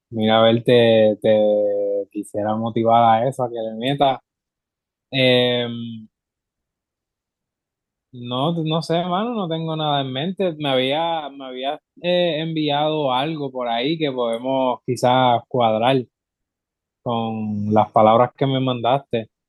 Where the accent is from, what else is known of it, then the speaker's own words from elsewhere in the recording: Puerto Rico; somos full boricua